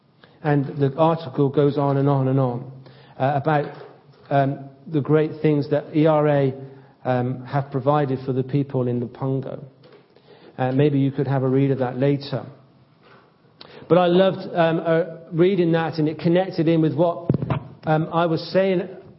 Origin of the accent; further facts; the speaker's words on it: United Kingdom; Perhaps something of the fact that I'm a Brit.